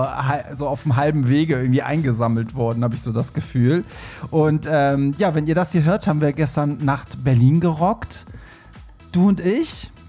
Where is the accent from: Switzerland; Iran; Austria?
Iran; ich bin ja Iraner